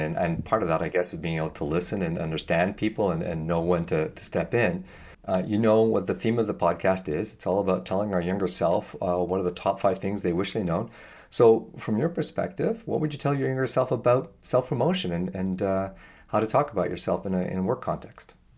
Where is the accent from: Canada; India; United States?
Canada; As a Canadian